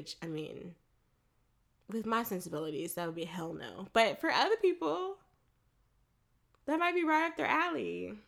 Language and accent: English; Florida, United States; I grew up in Florida.